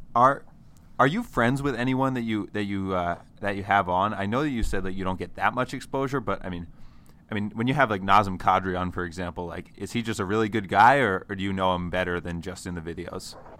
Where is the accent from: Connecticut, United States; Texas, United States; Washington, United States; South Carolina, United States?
Connecticut, United States; I'm from Connecticut